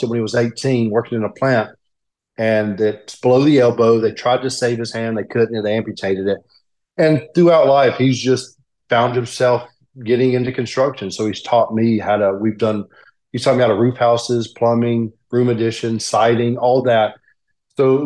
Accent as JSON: {"language": "English", "town": "Birmingham", "region": "Alabama", "country": "United States", "tie": "born or raised there", "said": "I'm just south of Birmingham. I grew up in Birmingham, and after I got injured, this is where I found myself"}